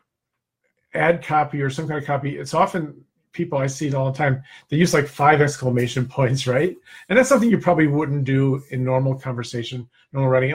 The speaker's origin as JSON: {"language": "English", "region": "New Jersey", "country": "United States", "also_born_or_lived": "Naples, Florida", "said": "I'm from Jersey, too. I split my time now between Naples, Florida, and New Jersey."}